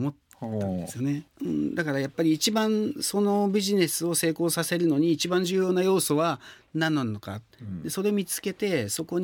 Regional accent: Kanazawa, Ishikawa, Japan; moved away; also born or lived in France; 金沢って創業は地元石川県金沢市でやりましたね

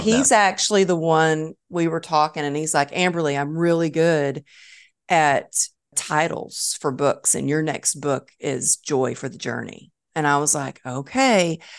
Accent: Texas, United States; So I guess I'm always a Texan at heart.

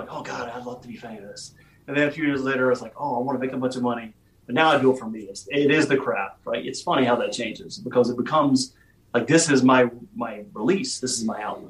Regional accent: Virginia, United States; once I came back to my hometown in Virginia

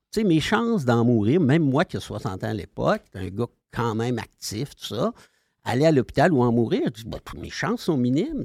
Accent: Sherbrooke, Quebec, Canada; C'est l'Estrie, moi. OK. Dans le coin de, de Sherbrooke.

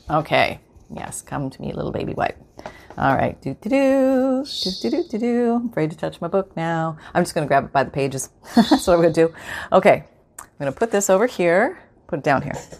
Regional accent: Canada; I'm from Canada

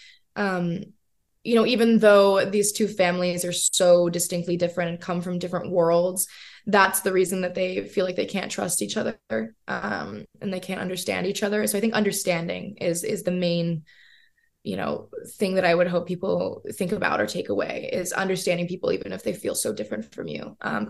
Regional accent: South Carolina, United States; I grew up in South Carolina

